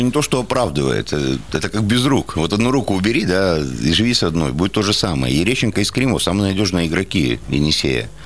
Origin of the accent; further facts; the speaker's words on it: Shushenskoye, Krasnoyarsk Krai, Russia; now in Krasnoyarsk, Russia; я сам не из Красноярска, а из Шушинска, вот, то есть это поселок